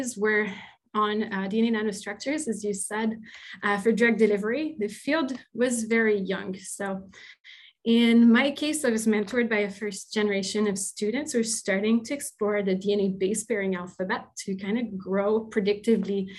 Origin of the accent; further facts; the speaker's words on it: Quebec, Canada; first language French; English is a second language; now in Hamilton, Canada; I'm originally from Quebec. I'm probably a French-speaking person